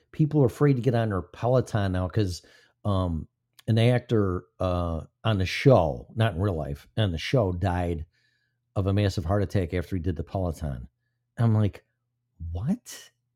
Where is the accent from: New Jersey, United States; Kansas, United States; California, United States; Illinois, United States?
Illinois, United States; my home state, Illinois